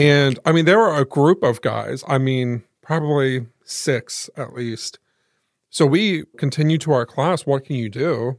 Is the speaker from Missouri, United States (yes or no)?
no; Muncie, Indiana, United States; also born or lived in Selma; we lived in Muncie